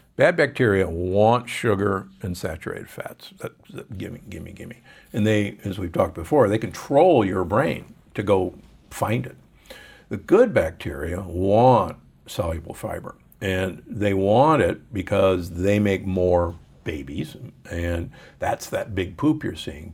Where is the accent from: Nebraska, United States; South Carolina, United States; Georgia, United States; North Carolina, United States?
Nebraska, United States; Omaha; I grew up in Omaha.